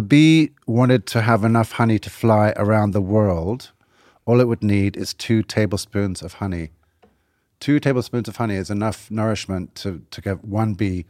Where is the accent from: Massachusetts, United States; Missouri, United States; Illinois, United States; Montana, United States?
Massachusetts, United States; Boston; I'm from Boston originally.